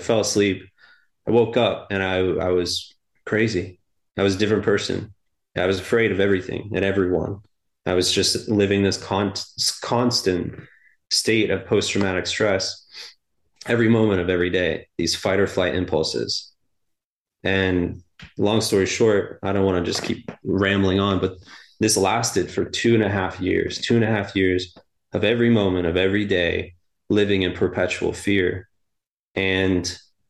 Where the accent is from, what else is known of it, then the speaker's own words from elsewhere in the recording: Maine, United States; I grew up in Maine on the coast